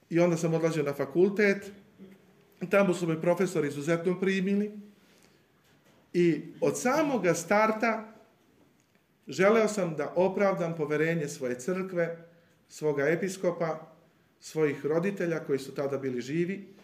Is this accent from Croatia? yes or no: no; Serbia; also born or lived in Iași, Romania; budući da sam bio jedini Srbin